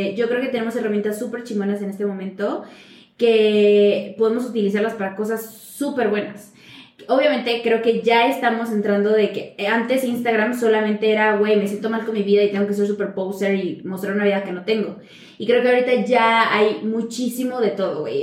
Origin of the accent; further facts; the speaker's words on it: Xicotepec, Puebla, Mexico; mi pueblo mágico llamado Jicotepec.